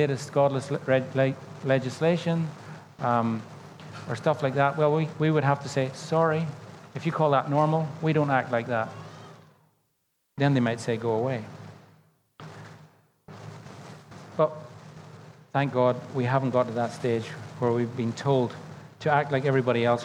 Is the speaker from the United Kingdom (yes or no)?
yes; Northern Ireland, United Kingdom; When I was growing up in Northern Ireland, I grew up in the era of the Troubles